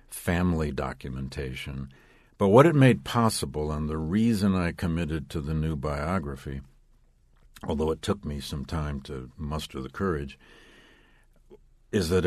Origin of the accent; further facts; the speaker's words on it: Flint, Michigan, United States; seven years in my hometown of Flint, Michigan, as a public school teacher